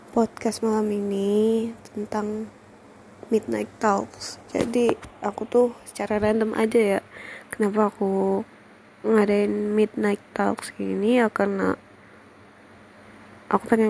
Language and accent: Indonesian; Payakumbuh, West Sumatra, Indonesia; karena pandemi aku harus balik nih ke kota aku ke Payakumbuh kan nah di Payakumbuh tuh kayak aku juga nggak bisa kemana-mana